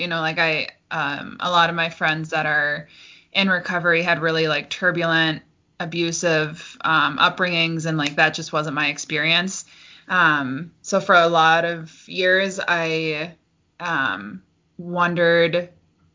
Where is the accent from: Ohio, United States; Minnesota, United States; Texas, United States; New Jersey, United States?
Minnesota, United States; Forest Lake; also born or lived in Cannon Falls, Minnesota; I grew up in Forest Lake before I moved to Cannon Falls